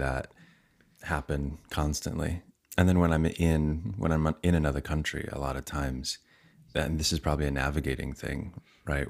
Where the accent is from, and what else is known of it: United States